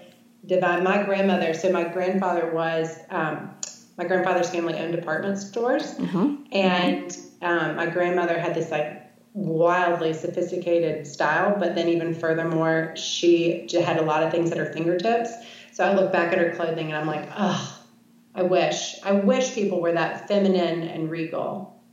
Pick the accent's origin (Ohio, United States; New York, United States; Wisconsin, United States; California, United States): New York, United States; now in Shreveport, United States; here I am coming from New York to Shreveport, Louisiana.